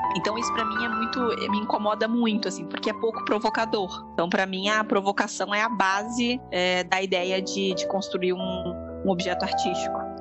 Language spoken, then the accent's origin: Portuguese; interior of São Paulo, Brazil; also born or lived in Minas Gerais; eu sou mineira, mas cresci no interior de São Paulo